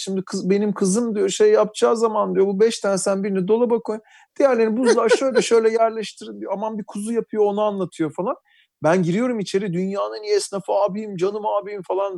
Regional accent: Istanbul, Turkey; Tarabyalıyım. yirmi sene Tarabya'da yaşadım.

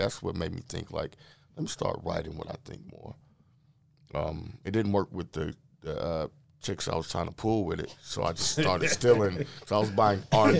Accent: Los Angeles, California, United States; moved away; also born or lived in Dallas; I'm originally from South Central Los Angeles

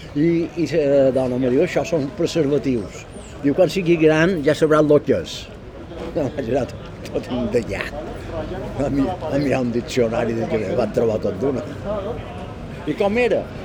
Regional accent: Palma, Balearic Islands, Spain; Jo quan vaig néixer a Esquerrer, aquí a la trava, jo no tenia aigua

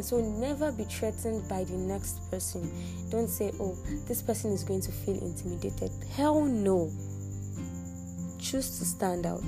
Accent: Nigeria; I'm from Nigeria

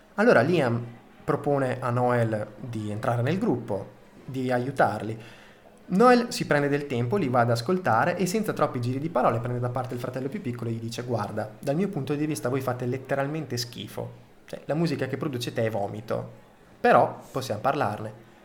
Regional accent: Reggio Emilia, Emilia-Romagna, Italy; accent: Emilian; sono nato a Reggio Emilia, quindi insomma, ho uno slang molto emiliano.

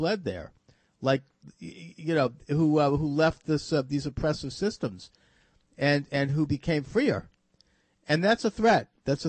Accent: United States; speaking as an American Jew

